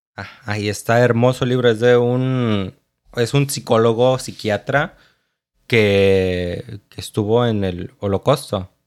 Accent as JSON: {"language": "Spanish", "town": "Tapachula", "region": "Chiapas", "country": "Mexico", "tie": "born or raised there", "also_born_or_lived": "United States (birthplace)", "moved": "yes", "said": "yo me fui a vivir con papá a Chiapas. Tengo doble nacionalidad y pues, y pues ahí me crié."}